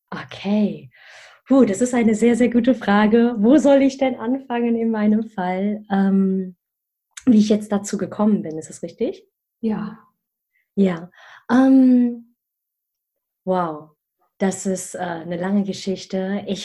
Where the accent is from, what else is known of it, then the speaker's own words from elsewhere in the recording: Germany; weil ich ja zwischen mehreren Kulturen aufgewachsen bin, ursprünglich aus Malaysia komme, aber in Deutschland geboren und aufgewachsen bin.